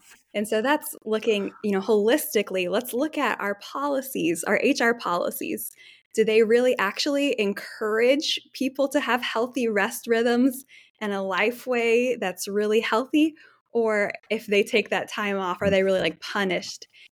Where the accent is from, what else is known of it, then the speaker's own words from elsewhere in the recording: Nairobi, Kenya; I grew up in Nairobi, Kenya, in East Africa, and was shaped very much by just the 20 years my family's lived there.